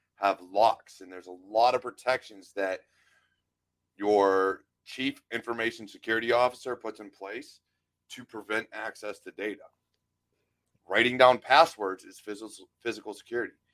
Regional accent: Western Pennsylvania, United States; moved away as an adult; also born or lived in Pitcairn, Pennsylvania / Monroeville, Pennsylvania / Altoona, Pennsylvania / Blairsville, Pennsylvania; I grew up in the city. I grew up like uh, basically in the ghetto

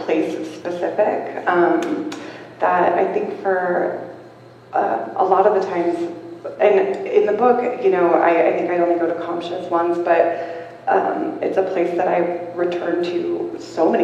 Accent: Washington, United States; moved away as an adult; also born or lived in New Mexico; When I go back to where I grew up in Swinomish

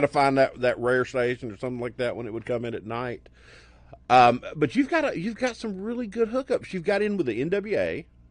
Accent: Birmingham, Alabama, United States; I grew up in Birmingham, okay. south of Birmingham, where there was no cable

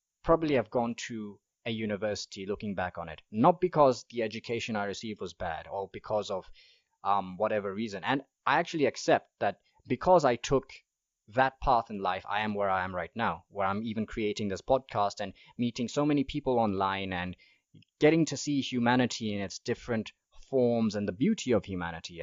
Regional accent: Mahalapye, Central District, Botswana; also born or lived in Gaborone / Palapye; I spent my childhood in Mahalape, but Palape is where I went to high school

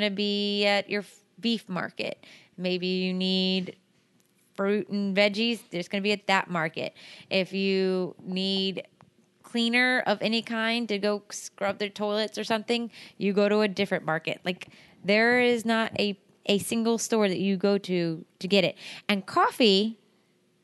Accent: United States; we're like, America

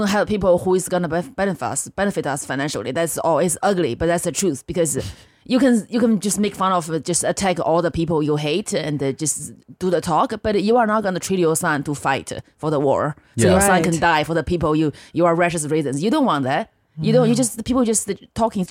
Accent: northern China, China; now in United States; I grew up in China in the 90s.

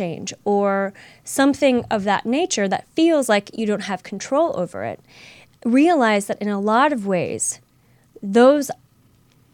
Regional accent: St. Louis, Missouri, United States; moved away; my hometown of St. Louis

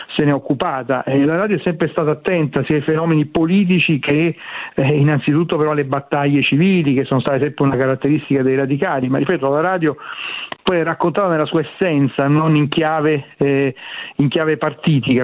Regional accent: Rome, Lazio, Italy; come si dice a Roma, dalle mie parti

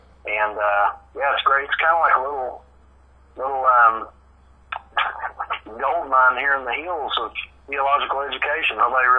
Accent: Jackson, Kentucky, United States; also born or lived in Hazard, Kentucky / Morehead, Kentucky; I was born in Hazard, Kentucky, and then my family moved to Jackson when I was about 6 months old. Yeah, I've pretty much lived in Kentucky, Eastern Kentucky, my whole life.

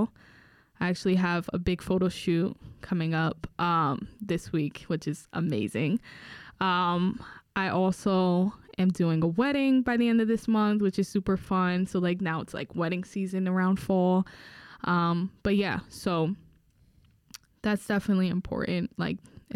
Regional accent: Newark, New Jersey, United States; I grew up in Newark

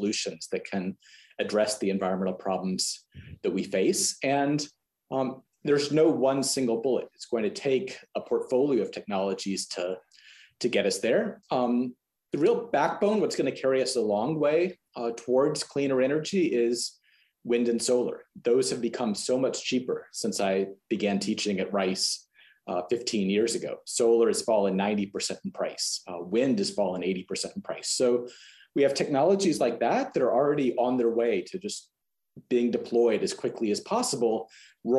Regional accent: Texas, United States; as a Texan

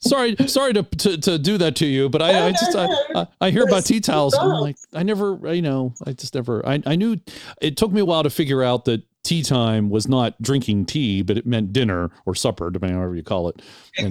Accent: United States; as an American

